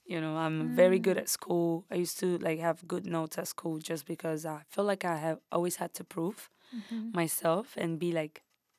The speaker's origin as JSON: {"language": "English", "country": "Italy", "tie": "born or raised there", "first_language": "Spanish", "second_language": "English", "said": "I feel like when I got there, it was obviously a big cultural shock because I didn't speak the language. Me and my mom, we spoke only Spanish."}